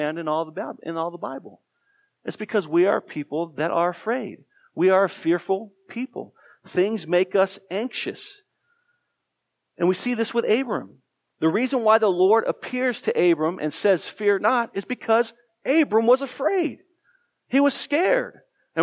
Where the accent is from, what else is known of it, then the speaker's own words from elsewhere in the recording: Tucson, Arizona, United States; I grew up in Tucson, Arizona